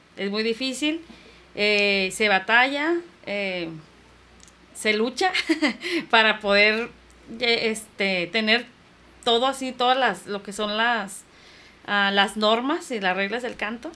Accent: Tijuana, Baja California, Mexico; also born or lived in Guanajuato / Mexicali; mis padres decidieron venirse a la frontera de Tijuana, y yo llegué aquí a los 6 años

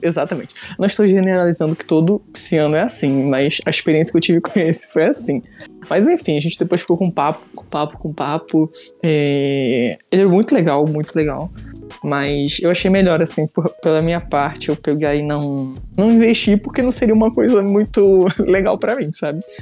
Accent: Petrópolis, Rio de Janeiro, Brazil; now in Niterói, Brazil; hoje em dia eu moro em Niterói, né? Mas eu sou de Petrópolis

